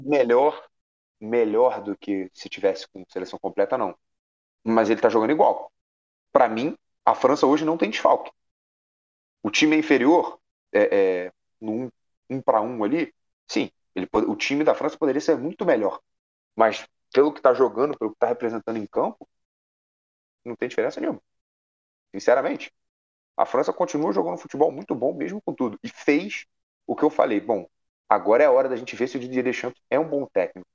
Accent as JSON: {"language": "Portuguese", "country": "Brazil", "said": "a gente é brasileiro"}